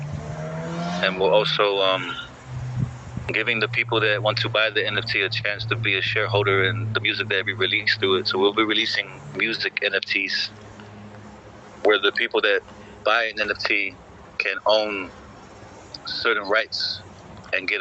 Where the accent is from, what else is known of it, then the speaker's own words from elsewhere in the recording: Samoa; moved away; also born or lived in United States / New Zealand / Australia; I'm from Samoa, I'm raised there, and then I came overseas later with America, and then with New Zealand and Australia especially